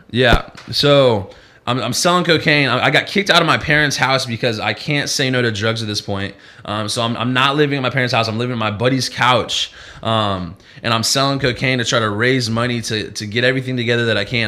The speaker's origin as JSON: {"language": "English", "town": "Peoria", "region": "Illinois", "country": "United States", "tie": "born or raised there", "moved": "yes", "said": "I grew up in Peoria, Illinois, which is about two hours and 45 minutes from uh, from Chicago and over in the Midwest"}